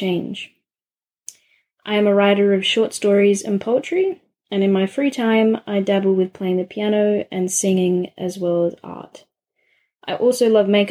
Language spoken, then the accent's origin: English; Adelaide, South Australia, Australia; I'm from Adelaide, South Australia